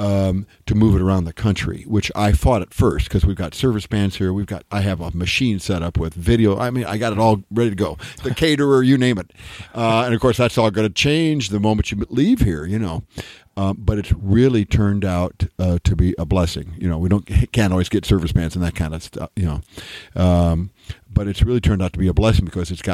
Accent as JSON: {"language": "English", "region": "Iowa", "country": "United States", "tie": "born or raised there", "moved": "yes", "said": "I grew up in Iowa"}